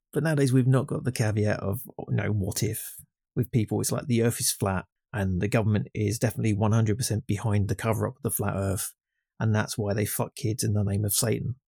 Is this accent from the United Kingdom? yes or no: yes; England, United Kingdom; I'm just English